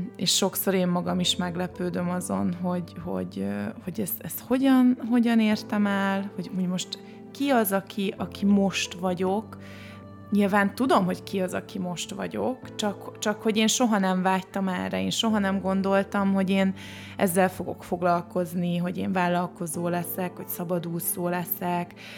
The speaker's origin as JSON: {"language": "Hungarian", "town": "Csongrád", "region": "Csongrád-Csanád", "country": "Hungary", "moved": "yes", "said": "én Csongrádi vagyok, az ugye egy alföldi kisváros"}